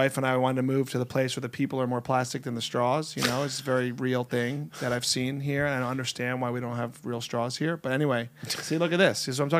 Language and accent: English; New Jersey, United States; now in Los Angeles, United States; I like to rip on LA because I'm from Jersey